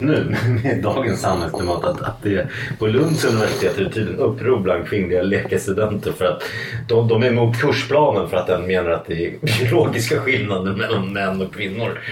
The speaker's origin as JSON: {"language": "Swedish", "town": "Stockholm", "region": "Stockholm County", "country": "Sweden", "tie": "born or raised there", "said": "jag växte upp i Matildenskolan"}